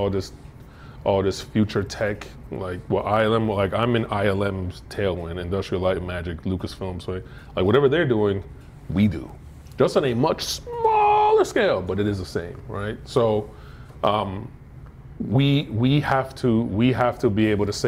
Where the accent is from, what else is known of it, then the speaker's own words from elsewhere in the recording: Florida, United States; also born or lived in Denver; now in Baltimore, United States; I'm from Florida